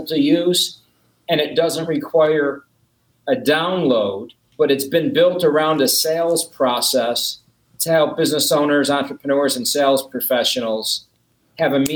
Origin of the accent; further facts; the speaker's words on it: Buffalo, New York, United States; moved away; I'm from Buffalo